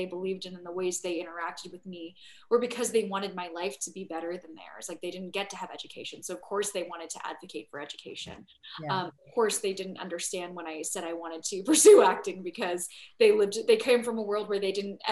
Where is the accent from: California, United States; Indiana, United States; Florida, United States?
California, United States; San Diego; I grew up in San Diego